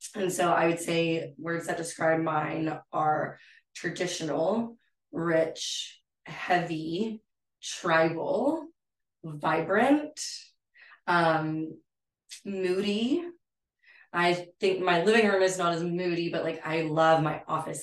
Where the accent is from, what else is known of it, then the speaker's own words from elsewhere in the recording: San Angelo, Texas, United States; also born or lived in Fort McKavett, Texas; now in Fort Worth, United States; I'm from San Angelo, Texas. I grew up in, you know, rural ranching community area.